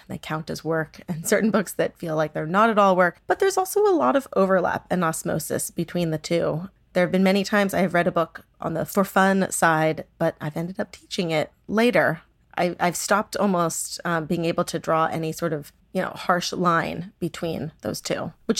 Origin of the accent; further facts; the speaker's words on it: San Diego, California, United States; And I grew up in San Diego. My mother is Cuban American.